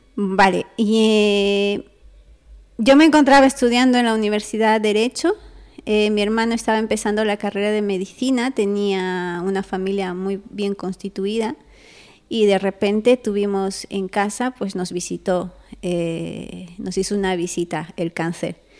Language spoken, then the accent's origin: Spanish; Peru; Yo soy una chica peruana